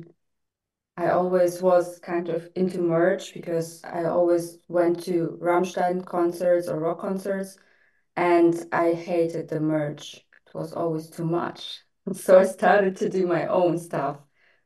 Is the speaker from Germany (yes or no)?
yes; Germany; moved away as an adult; also born or lived in Russia; now in Dubai, United Arab Emirates; I was just born in Russia, and then my parents decided to move to Germany, and yeah, I grew up in Germany, kind of spent my teens there, studied there